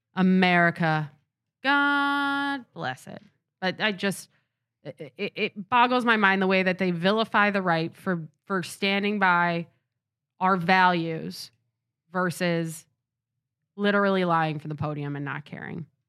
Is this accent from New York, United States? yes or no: yes; Rochester, New York, United States; I'm from Rochester.